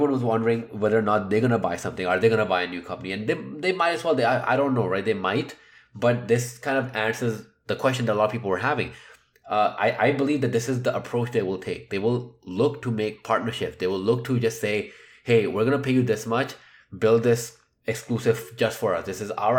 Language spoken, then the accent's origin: English; Canada; I'm Canadian.